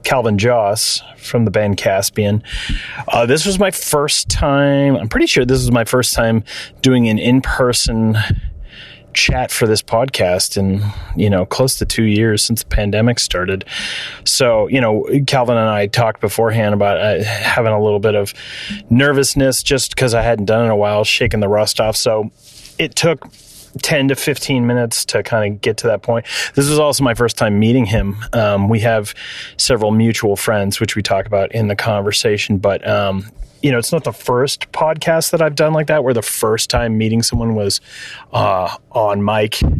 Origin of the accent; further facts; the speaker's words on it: Gloucester, Massachusetts, United States; also born or lived in Arizona; I'm from New England. I was actually born in Gloucester